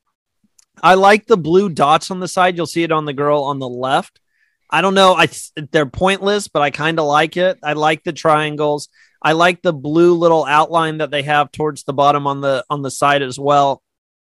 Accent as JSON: {"language": "English", "country": "United States", "said": "I am American"}